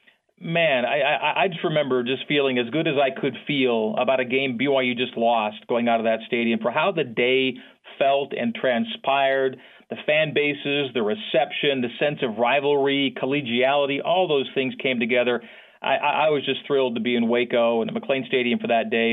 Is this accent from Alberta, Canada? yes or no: yes; Calgary, Alberta, Canada; moved away as an adult; also born or lived in Provo, Utah; I had just graduated high school in Calgary, Alberta, Canada. I'm a Canadian